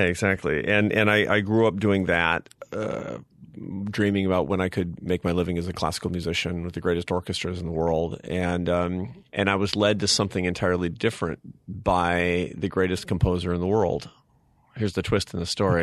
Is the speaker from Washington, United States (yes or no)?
yes; Seattle, Washington, United States; I grew up in Seattle, Washington, to a, a family of artists and academics